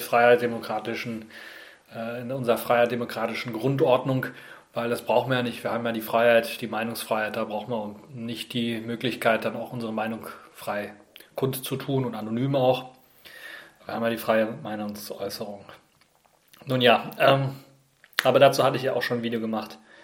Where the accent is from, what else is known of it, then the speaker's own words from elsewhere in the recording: Germany; bei uns in Deutschland